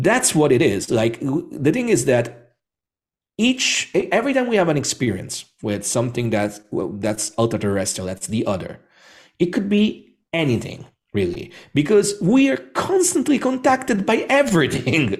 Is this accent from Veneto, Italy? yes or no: no; Rome, Lazio, Italy; I'm Italian, so I was born and bred in Rome.